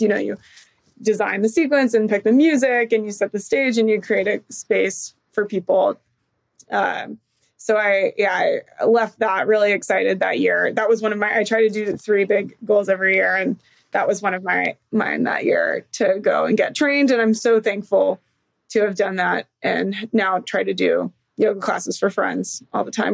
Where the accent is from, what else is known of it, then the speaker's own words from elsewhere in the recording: San Diego, California, United States; moved away; also born or lived in Georgia; I grew up in San Diego